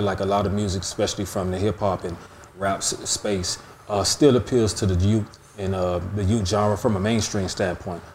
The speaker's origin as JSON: {"language": "English", "town": "Miami", "region": "Florida", "country": "United States", "tie": "born or raised there", "said": "growing up in Miami"}